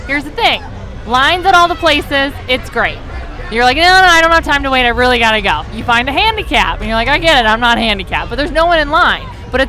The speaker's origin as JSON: {"language": "English", "town": "Minneapolis", "region": "Minnesota", "country": "United States", "moved": "yes", "lives_now": "Chicago, United States", "said": "Originally from Minneapolis."}